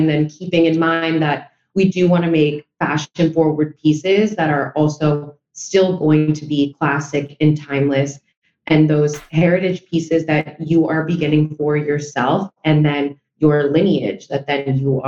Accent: New York, United States; since my family is from Spain, but I was born and raised in New York

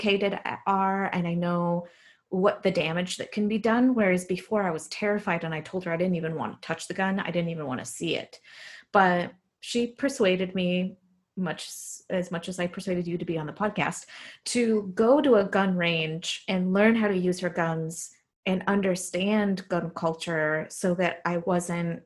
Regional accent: Mexico; now in Fort Worth, United States; growing up in Mexico

